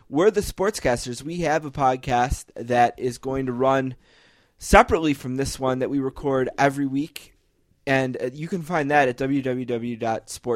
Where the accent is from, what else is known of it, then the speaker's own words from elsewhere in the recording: Buffalo, New York, United States; We are a couple kids from Buffalo, New York